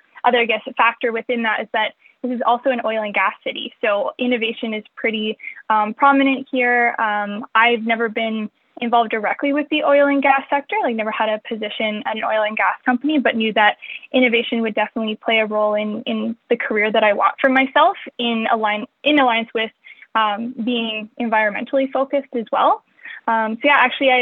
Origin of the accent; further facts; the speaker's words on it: Calgary, Alberta, Canada; I'm born and raised in Calgary, which we're currently located in right now